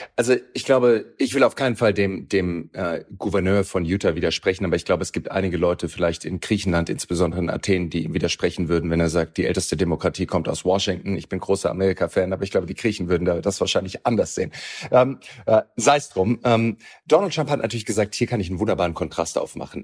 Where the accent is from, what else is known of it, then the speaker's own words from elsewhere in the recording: Germany; bei uns in Deutschland